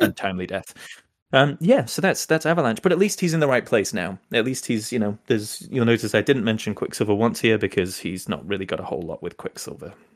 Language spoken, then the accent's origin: English; England, United Kingdom; now in United States; I'm English originally